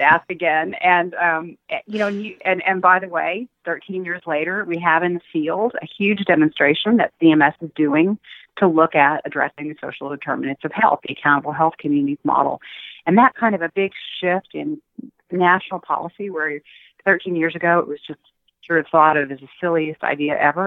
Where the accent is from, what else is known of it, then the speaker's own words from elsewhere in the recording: Austin, Texas, United States; I grew up in Austin, Texas, in a poor neighborhood